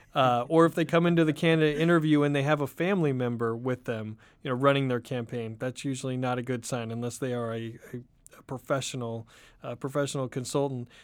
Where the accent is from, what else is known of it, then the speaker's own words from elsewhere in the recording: Oregon, United States; moved away; also born or lived in Southern California / Washington, D.C.; I grew up in Oregon